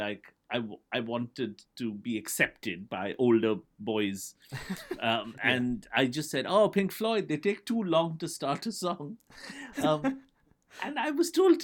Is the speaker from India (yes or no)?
yes; India; So I grew up in India in the 1980s, where for whatever reason, it was a handful of British bands that kind of ruled our psyche.